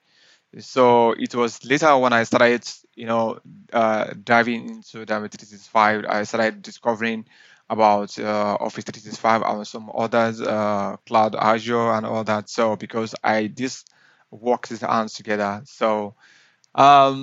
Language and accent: English; southwest Nigeria, Nigeria; I started my school, my primary to high school and university in the southwest